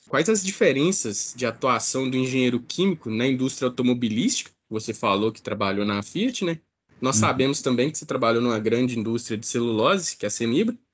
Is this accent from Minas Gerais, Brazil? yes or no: yes; Ipatinga, Minas Gerais, Brazil; eu sou daqui da, da região, né, de Patinga